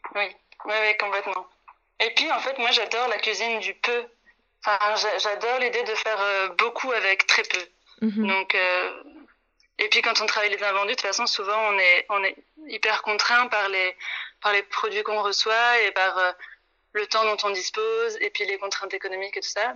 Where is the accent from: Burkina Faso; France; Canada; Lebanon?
France; moved away as an adult; now in Brussels, Belgium; Je suis une Française qui est arrivée là il y a cinq ans